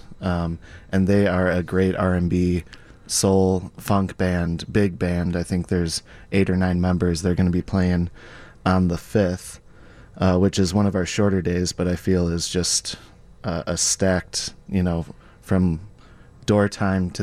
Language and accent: English; Oak Park, Illinois, United States; growing up in Oak Park